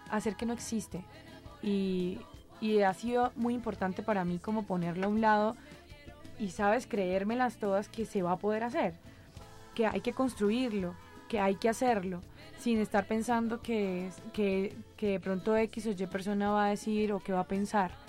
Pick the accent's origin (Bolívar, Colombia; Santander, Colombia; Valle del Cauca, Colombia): Santander, Colombia; Bucaramanga; born there; realmente yo nací en Bucaramanga eh, y fue muy importante para mí poder ir a la ciudad donde este instrumento como que más se usaba.